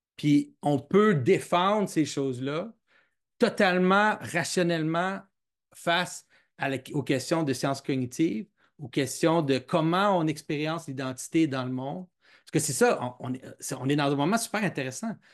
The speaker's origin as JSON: {"language": "French", "region": "Quebec", "country": "Canada", "tie": "born or raised there", "said": "je, suis, québécois, j'ai grandi au Québec"}